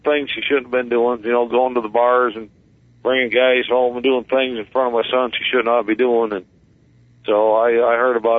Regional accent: Watertown, New York, United States; I was born in Watertown, New York, 1963.

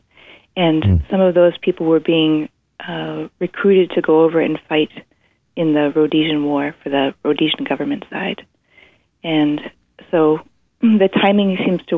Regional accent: East Coast, United States; also born or lived in Zimbabwe; I was growing up on the East Coast

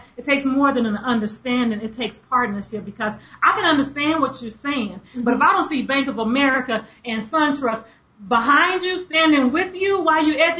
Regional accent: Tulsa, Oklahoma, United States; I'm originally from Tulsa, Oklahoma.

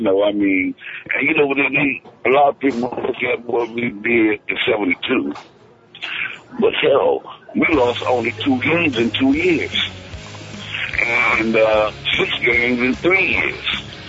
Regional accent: the South, United States; And I was from the South

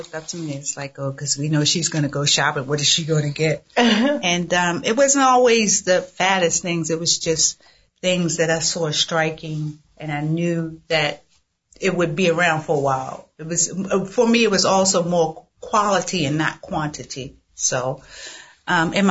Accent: Baltimore, Maryland, United States; moved away as an adult; also born or lived in Washington Heights, New York; now in New York, United States; grew up between both Washington Heights. I know y'all out there. What's up, Washington Heights? And Baltimore. Mm-hmm. And that Baltimore, Latrobe Projects, East Baltimore.

